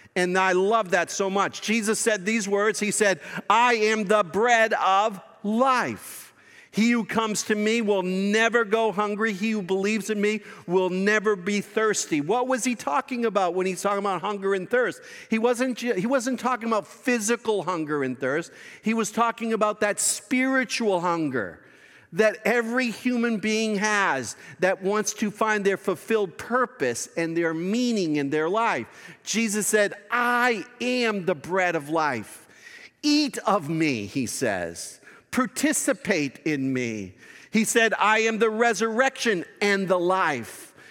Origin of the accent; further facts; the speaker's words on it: Boston, Massachusetts, United States; that's my hometown.